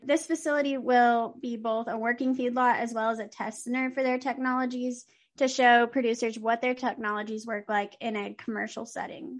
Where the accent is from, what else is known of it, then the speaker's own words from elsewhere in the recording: Texas, United States; Texas is doing some good for landowners and that my home state is having a win